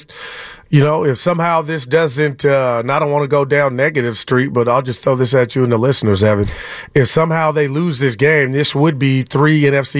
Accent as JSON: {"language": "English", "area": "the Bay Area", "region": "California", "country": "United States", "said": "I'm from the Bay"}